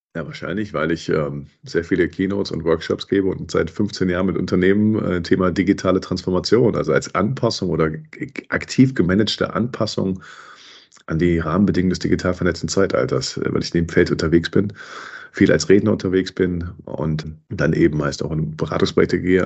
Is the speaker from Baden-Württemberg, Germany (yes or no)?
no; Cologne, North Rhine-Westphalia, Germany; ich bin Kölner